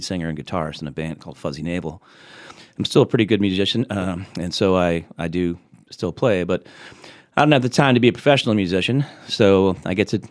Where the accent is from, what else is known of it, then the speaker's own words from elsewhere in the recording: Boston, Massachusetts, United States; I grew up in the Boston area